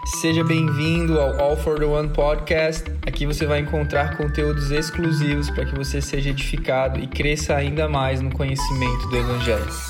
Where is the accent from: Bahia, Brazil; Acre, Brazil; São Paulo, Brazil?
Acre, Brazil; Rio Branco; now in Florianópolis, Brazil; eu nasci em Rio Branco, no Acre